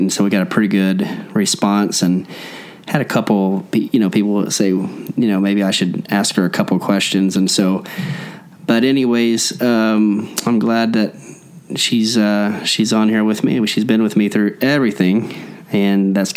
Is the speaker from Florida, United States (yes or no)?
no; Collinsville, Oklahoma, United States; We grew up in Collinsville, Oklahoma, both of us